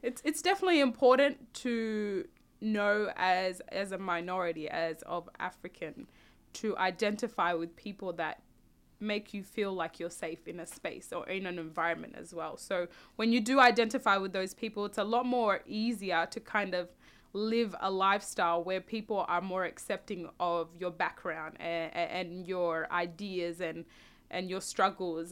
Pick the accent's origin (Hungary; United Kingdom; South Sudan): South Sudan; now in Australia; when I do go back home to South Sudan, I'm always gonna be a South Sudanese